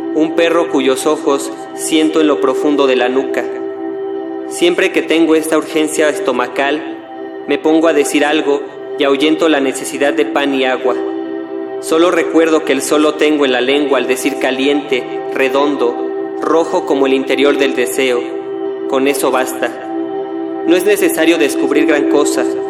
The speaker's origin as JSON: {"language": "Spanish", "region": "Mexico City", "country": "Mexico", "tie": "born or raised there", "said": "nací en la Ciudad de México"}